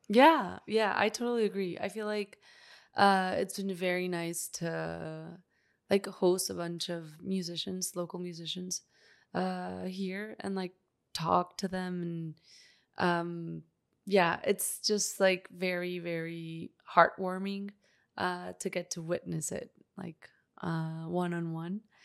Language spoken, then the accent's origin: English; Northeast Mexico, Mexico; moved away; my hometown uh, I'm from Mexico, Northeast Mexico.